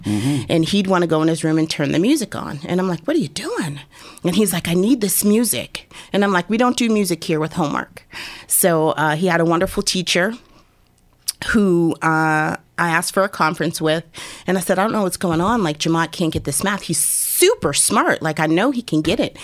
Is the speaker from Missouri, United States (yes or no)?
no; Erie, Pennsylvania, United States; I born and raised in Erie